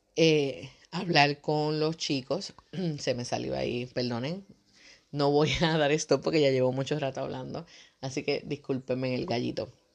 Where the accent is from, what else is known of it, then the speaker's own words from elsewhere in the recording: Puerto Rico; Nosotros somos de Puerto Rico